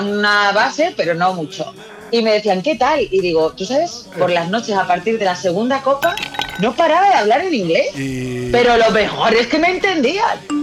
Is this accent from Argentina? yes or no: no; San Fernando, Andalusia, Spain; yo soy de San Fernando, ¿eh? San Fernando, Cádiz